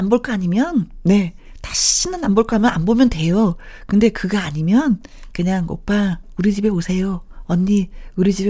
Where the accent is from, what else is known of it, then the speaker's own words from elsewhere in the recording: Seoul, South Korea; 요즘 바쁘시다고 해서 종종 내려가서 일을 돕고 있는데 저는 서울 토박이거든요.